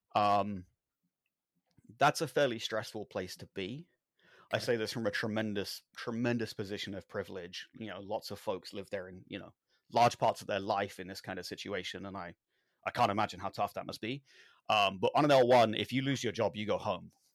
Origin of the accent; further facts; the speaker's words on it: London, United Kingdom; I grew up in London.